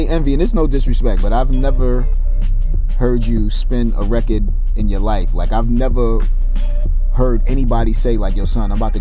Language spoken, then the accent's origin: English; New York City, New York, United States; I'm from Brooklyn, New York